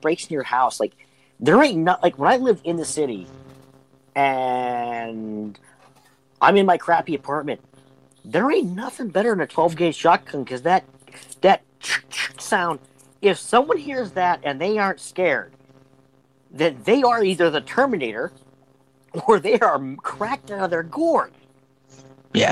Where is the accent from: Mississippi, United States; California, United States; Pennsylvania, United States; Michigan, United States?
Pennsylvania, United States; Western; from Western PA, but you know, I I didn't grow up in the city. I grew up in the sticks